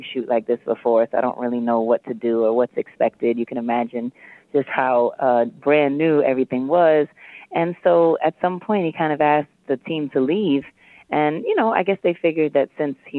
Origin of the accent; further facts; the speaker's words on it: New York City, New York, United States; I was from Harlem